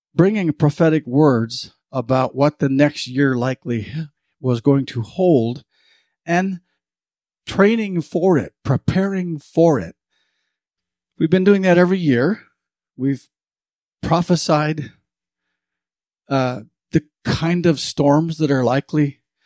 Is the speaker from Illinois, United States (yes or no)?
no; Montana, United States; now in Fernley, Nevada, United States; I grew up in Montana